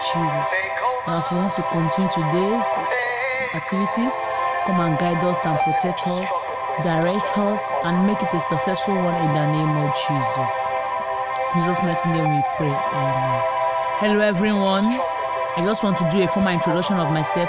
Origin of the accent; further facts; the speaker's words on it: Imo, Nigeria; I am from Imo State in Nigeria. I speak Igbo